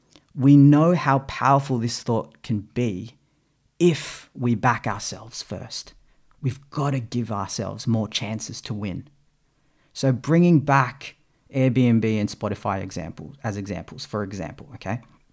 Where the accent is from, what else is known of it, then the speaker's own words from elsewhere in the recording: Philippines; moved away; because I didn't have it and I'd come from the Philippines. And this was due to that cultural heritage as a Filipino, my parents who grew up in that third world country.